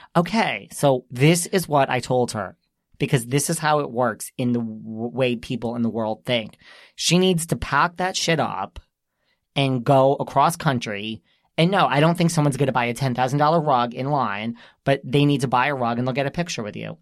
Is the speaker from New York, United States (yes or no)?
yes; New York, United States; this is where we're from